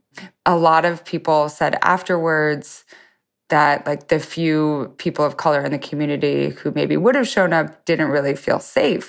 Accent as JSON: {"language": "English", "town": "Lewiston", "region": "Idaho", "country": "United States", "tie": "born or raised there", "said": "my hometown in Lewiston, Idaho"}